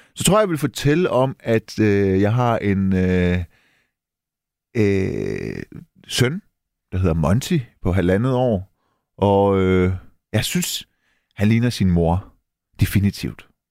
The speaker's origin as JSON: {"language": "Danish", "country": "Denmark", "tie": "born or raised there", "said": "Jeg er dansk iraner. Jeg er født og opvokset i Danmark."}